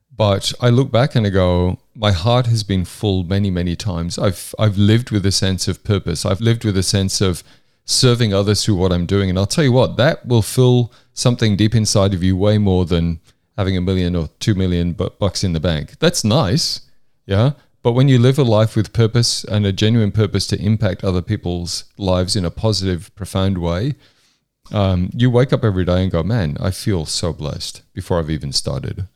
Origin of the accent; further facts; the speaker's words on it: Hexham, North East England, United Kingdom; also born or lived in York, England; I was born in York in, in the U K in the early seventies, and then my family moved up to the northeast of England